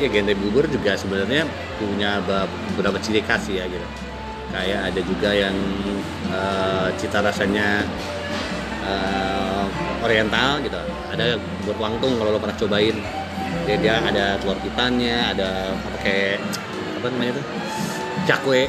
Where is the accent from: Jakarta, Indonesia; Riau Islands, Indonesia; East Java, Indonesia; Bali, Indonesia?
Jakarta, Indonesia; gue dulu gede di Jakso